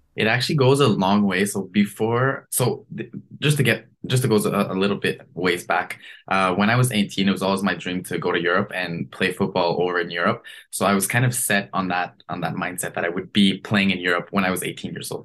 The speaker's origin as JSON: {"language": "English", "country": "Canada", "said": "as a Canadian"}